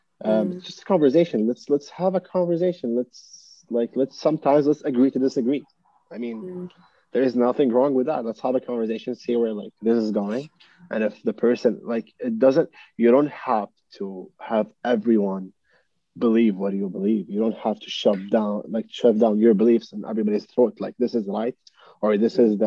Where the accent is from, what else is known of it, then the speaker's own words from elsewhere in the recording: Qatar; also born or lived in United Kingdom; comes from Qatar